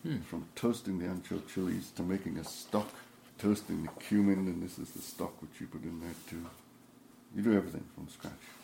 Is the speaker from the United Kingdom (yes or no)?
yes; England, United Kingdom; moved away as an adult; also born or lived in Wales; now in Iowa, United States; Being an Englishman